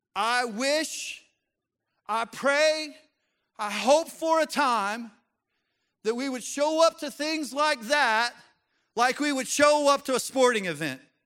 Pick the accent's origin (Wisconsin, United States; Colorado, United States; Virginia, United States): Colorado, United States; moved away as an adult; now in Arkansas, United States; I was born and raised in Colorado, but I've been here for almost twenty years now.